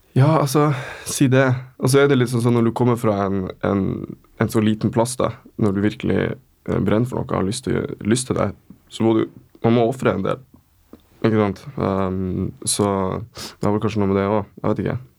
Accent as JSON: {"language": "Norwegian", "town": "Kjøllefjord", "region": "Finnmark", "country": "Norway", "tie": "born or raised there", "also_born_or_lived": "Tromsø", "moved": "as an adult", "lives_now": "Oslo, Norway", "said": "kommer ifra uh, Finnmark. Bitte lita fiskevær som heter Kjøllefjord"}